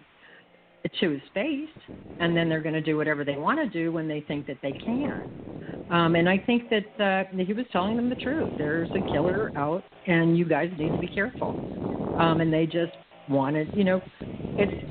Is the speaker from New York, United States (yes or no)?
no; Miami, Florida, United States; I'm from Miami